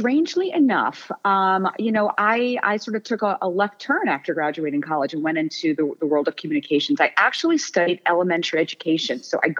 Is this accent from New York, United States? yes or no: yes; Oyster Bay, New York, United States; I grew up in New York. I grew up on Long Island in Oyster Bay, New York.